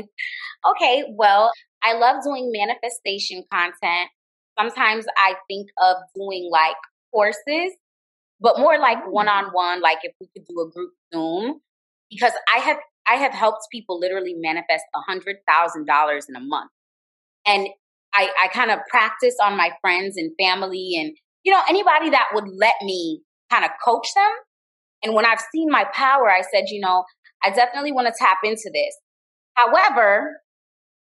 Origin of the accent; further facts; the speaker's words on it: Miami, Florida, United States; also born or lived in Jamaica; I'm Jamaican, but I grew up in Miami